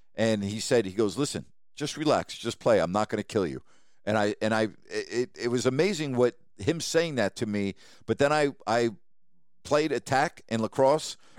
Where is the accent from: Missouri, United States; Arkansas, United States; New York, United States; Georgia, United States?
New York, United States; As a kid, Growing up in New York, uh, we had season tickets to both the Giants and the Jets.